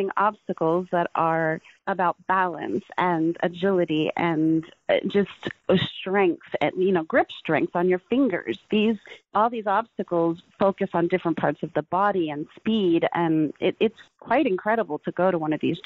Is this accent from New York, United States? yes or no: yes; New York City, New York, United States; I'm from New York City